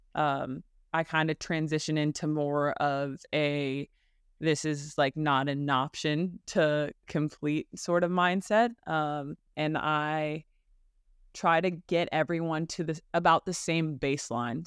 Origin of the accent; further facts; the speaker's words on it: Burbank, California, United States; moved away as an adult; I am from Burbank, California, born and raised